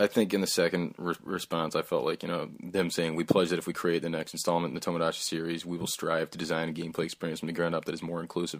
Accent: United States; and even me growing up in the States, you know

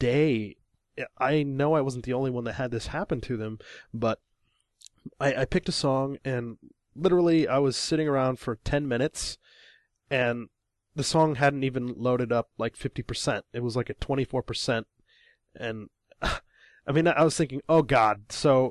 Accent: Illinois, United States; now in Japan; I'm from Illinois, middle of America

